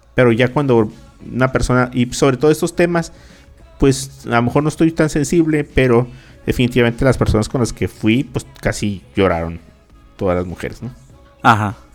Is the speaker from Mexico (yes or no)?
yes; Mexicali, Baja California, Mexico; los que somos acá de Mexicali y de Baja California, de Caléxico